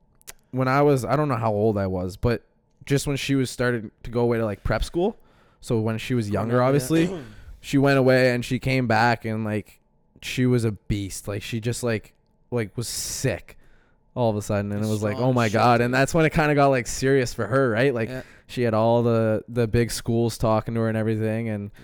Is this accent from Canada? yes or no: yes; Halifax, Nova Scotia, Canada; I grew up down in the West End.